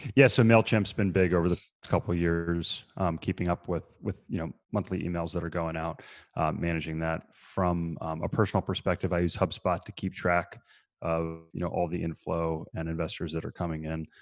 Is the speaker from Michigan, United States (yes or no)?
no; between Baltimore and Annapolis, Maryland, United States; moved away as an adult; also born or lived in Virginia; now in Asheville, United States; I grew up in Maryland, uh, between Baltimore and Annapolis